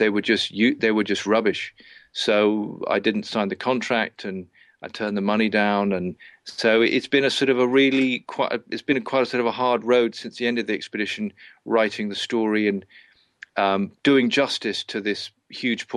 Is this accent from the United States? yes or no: no; England, United Kingdom; moved away as an adult; I left England all those years ago